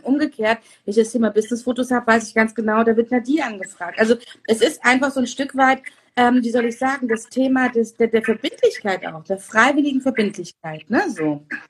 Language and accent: German; Turkey; als Türkin